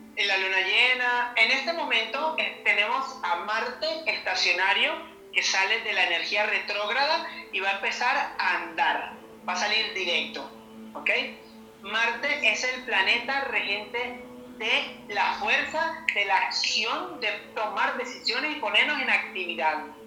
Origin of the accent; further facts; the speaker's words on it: Medellín, Antioquia, Colombia; aquí en mi país, Colombia, en Medellín, en este momento en mi ciudad